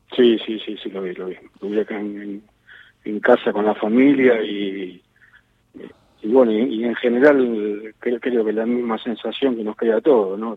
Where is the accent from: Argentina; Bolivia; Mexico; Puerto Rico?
Argentina; los futboleros que somos los argentinos